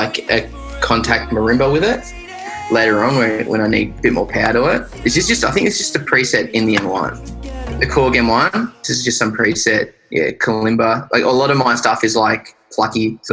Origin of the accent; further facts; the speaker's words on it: Australia; accent: Aussie; So my friends in New Zealand called me a dingo, like, because I'm that Aussie